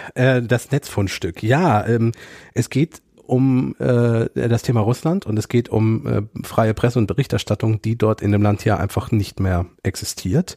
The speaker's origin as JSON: {"language": "German", "country": "Germany", "said": "wir sprechen als Deutsche Englisch sehr englisch aus"}